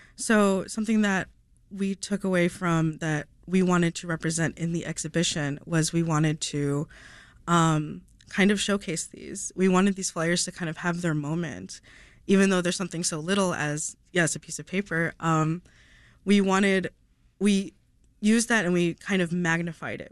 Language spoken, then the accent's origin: English; Downers Grove, Illinois, United States; I grew up in Donner's Grove